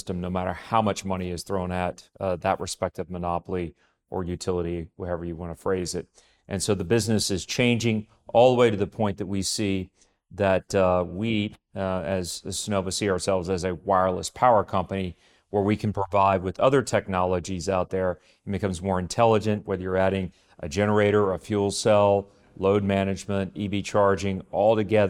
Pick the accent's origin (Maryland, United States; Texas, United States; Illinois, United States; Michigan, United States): Texas, United States; I grew up in Texas, where, of course, oil and gas is king.